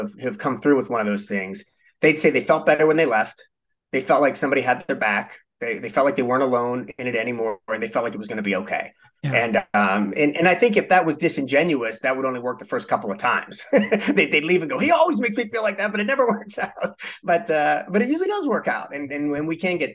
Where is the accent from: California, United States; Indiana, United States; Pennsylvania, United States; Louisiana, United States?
Pennsylvania, United States; Pittsburgh; moved away as an adult; also born or lived in Midwest; I was born and raised in Pittsburgh